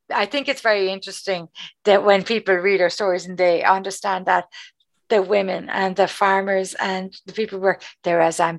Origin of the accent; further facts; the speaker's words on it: Cork, Munster, Ireland; accent: Cork; just how strong my Cork accent is.